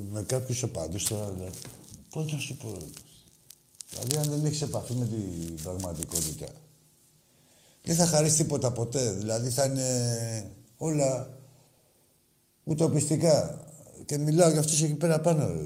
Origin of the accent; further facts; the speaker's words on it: Tsilivi, Ionian Islands, Greece; Εμεί είμαστε από το Τσιλιβί. Δεν λέει βάγει εκεί.